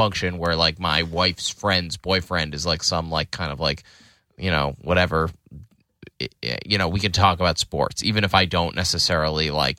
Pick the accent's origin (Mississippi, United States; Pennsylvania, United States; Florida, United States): Pennsylvania, United States; Lafayette Hill; I grew up in a town called Lafayette Hill.